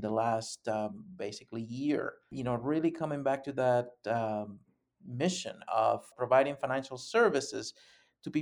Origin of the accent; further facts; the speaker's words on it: Panama; moved away as an adult; now in Madison, United States; I was born and raised in Panama, and I've been here in the States, actually in Madison, Wisconsin, for the last almost 30 years.